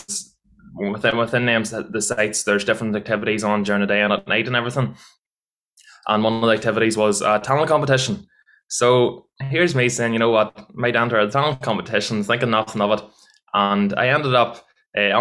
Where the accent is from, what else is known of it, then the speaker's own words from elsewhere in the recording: Mayobridge, Northern Ireland, United Kingdom; I'm from a wee village called Mayo Bridge